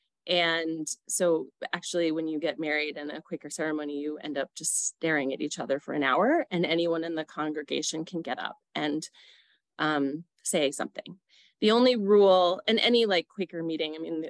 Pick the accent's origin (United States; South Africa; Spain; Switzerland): United States; New York City, New York; now in Aurora, United States; I grew up in New York City in a place called Stuyvesant Town